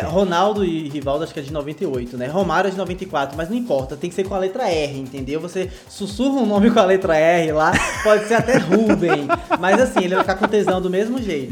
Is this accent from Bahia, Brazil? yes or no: yes; Vitória da Conquista, Bahia, Brazil; Porque eu sou de Vitória da Conquista. Eu, eu sou e estou em Vitória da Conquista